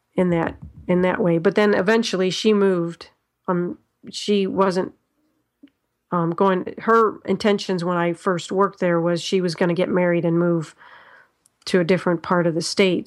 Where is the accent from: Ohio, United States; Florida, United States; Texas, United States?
Ohio, United States; I am from Ho-, Ohio. Um, I haven't always lived in Ohio